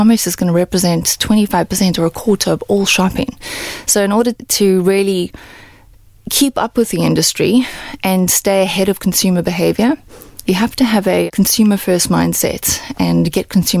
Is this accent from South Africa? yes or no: yes; South Africa; moved away; I'm South African and I grew up in South Africa